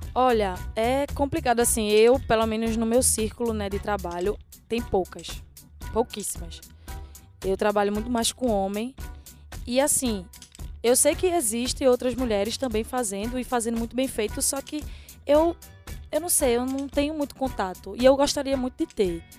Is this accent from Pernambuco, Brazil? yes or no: yes; Olinda, Pernambuco, Brazil; Sou de Rio Doce, terra de …